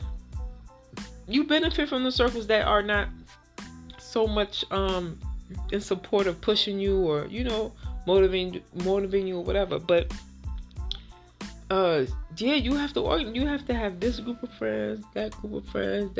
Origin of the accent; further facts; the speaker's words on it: Haiti; we're both from Haiti